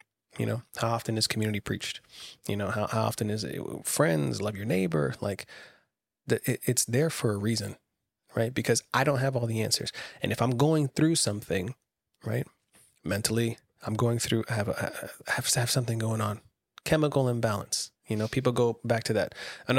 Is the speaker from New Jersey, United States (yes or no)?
no; Camp Lejeune, North Carolina, United States; I grew up on the Marine Corps base out in Camp Lejeune.